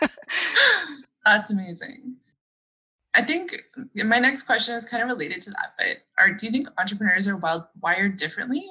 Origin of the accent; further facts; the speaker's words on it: Sudbury, Ontario, Canada; I'm from Sudbury